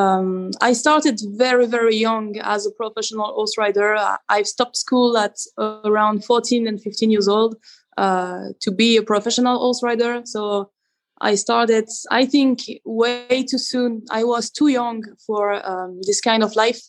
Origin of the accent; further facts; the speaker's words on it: Belgium; English is a second language; we have the French part